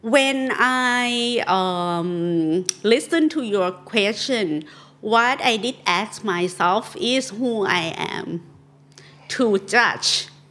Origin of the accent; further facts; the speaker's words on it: Chiang Mai, Thailand; first language Northern Thai (Kham Mueang); English is a second language; I'm from Chiang Mai, my native tongue is k ม m e ง and I try to speak Thai fluently